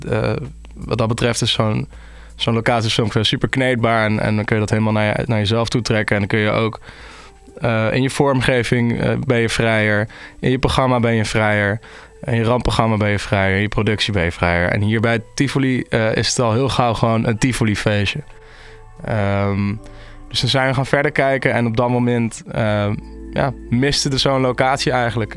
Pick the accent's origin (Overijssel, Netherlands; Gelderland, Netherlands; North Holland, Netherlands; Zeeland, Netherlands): Gelderland, Netherlands; Nijmegen; moved away; also born or lived in Utrecht; ik kom dus uit Nijmegen, ik kom niet uit Utrecht.